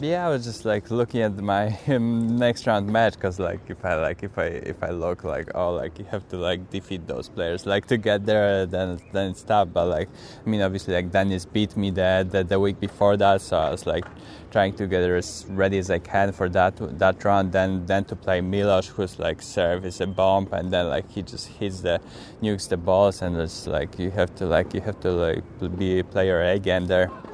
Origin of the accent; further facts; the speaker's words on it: Poland; I'm from Poland